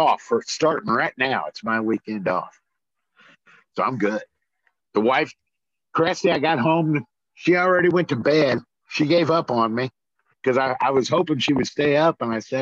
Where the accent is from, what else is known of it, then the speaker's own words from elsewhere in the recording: Midwest, United States; moved away as an adult; also born or lived in Arizona; I grew up there in the Midwest, which is on the east side of the Mississippi River